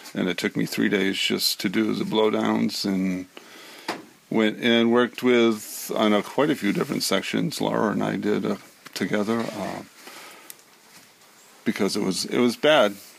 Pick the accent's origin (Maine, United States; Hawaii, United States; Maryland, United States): Maine, United States; Richmond; I'm from Richmond, Maine.